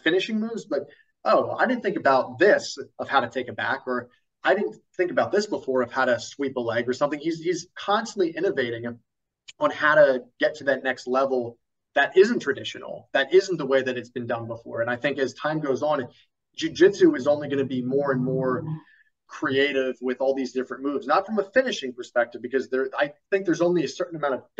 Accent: Ireland; as an Irishman

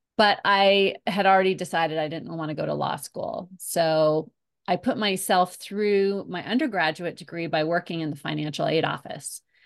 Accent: Colorado, United States; moved away as an adult; also born or lived in New York; they had an office in my hometown here in Colorado. So I came back to Colorado

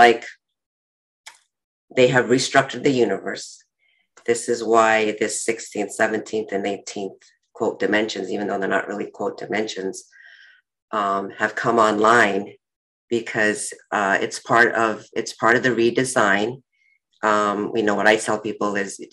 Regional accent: Seoul, South Korea; I was born in Seoul, Korea

